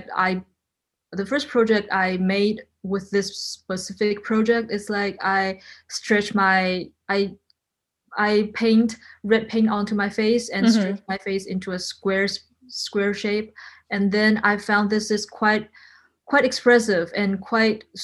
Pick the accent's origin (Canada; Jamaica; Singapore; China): China; Shenzhen, Guangdong; also born or lived in Brooklyn, New York; now in New York, United States; I come from Shenzhen, China, and now I'm based in Brooklyn, New York